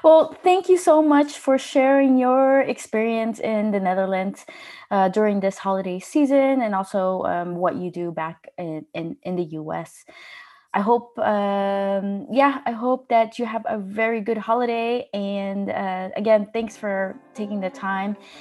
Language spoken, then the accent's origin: English; Los Angeles, California, United States; moved away as an adult; now in Denmark; I'm from Los Angeles